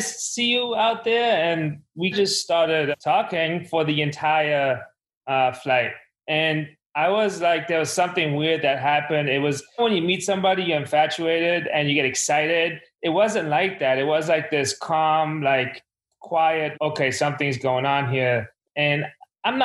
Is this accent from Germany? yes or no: yes; Germany; now in New York, United States; I grew up in Germany